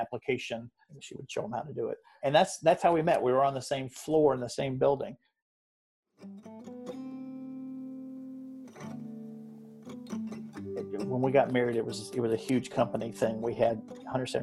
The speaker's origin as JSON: {"language": "English", "area": "just outside of Chattanooga", "region": "Southeast Tennessee", "country": "United States", "tie": "born or raised there", "also_born_or_lived": "Orlando, Florida", "moved": "as an adult", "said": "I was born in Orlando and was raised in Southeast Tennessee, just outside of Chattanooga"}